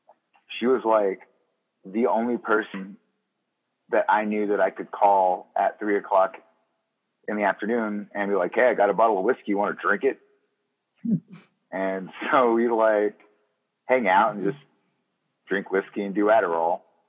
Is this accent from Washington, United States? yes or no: no; Mississippi, United States; And like my accent specifically is because it started out as an affectation because I knew I didn't want to spend my entire life in Neshoba County, Mississippi.